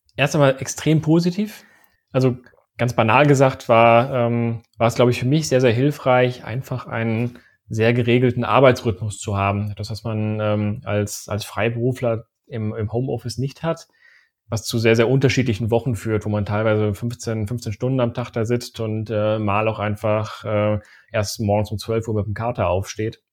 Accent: Sauerland, North Rhine-Westphalia, Germany; moved away as an adult; also born or lived in Aachen; Ich komme eigentlich aus dem Sauerland.

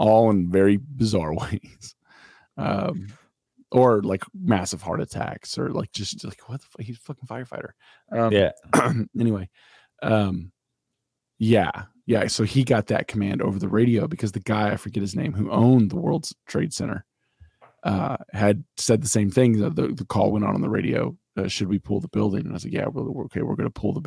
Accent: the South, Southern United States, United States; I live in the South. I am a Southerner. My kids are Southerners. My wife's a Southerner

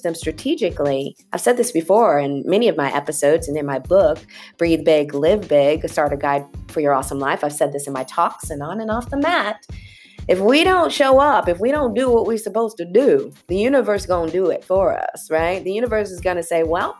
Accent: California, United States; I grew up in California

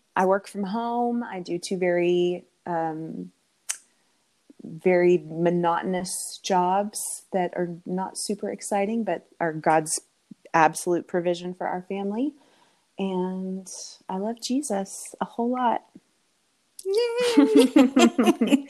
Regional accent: Canada; moved away as an adult; now in Texas, United States; I'm from Canada. Um, I grew up in Canada

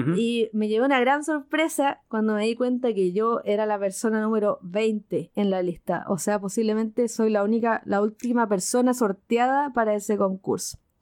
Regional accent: Chile; soy de Chile

